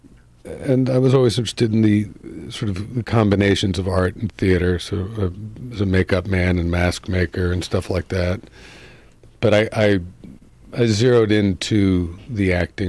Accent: Mendham, New Jersey, United States; also born or lived in Brooklyn, New York; I grew up in New Jersey

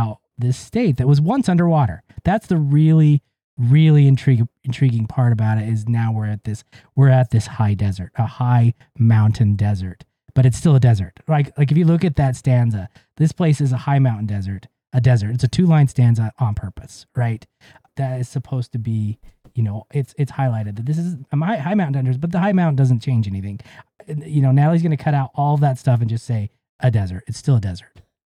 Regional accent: Ogden, Utah, United States; And I grew up in Utah. I grew up in Ogden

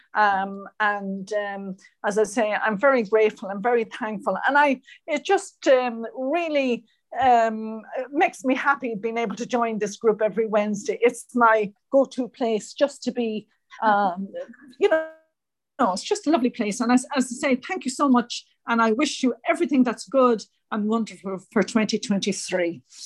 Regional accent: Ireland; moved away as an adult; also born or lived in United States; when I moved home from America, I found it very, very difficult um, to settle back in Ireland again

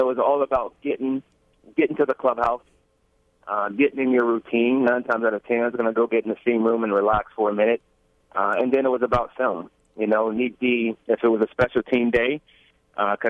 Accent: Brookhaven, Mississippi, United States; I grew up in Mississippi

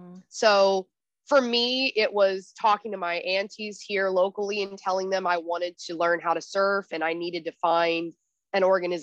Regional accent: Texas, United States; also born or lived in Arizona, United States; And I came from Texas and Arizona. We didn't even have an ocean where I lived.

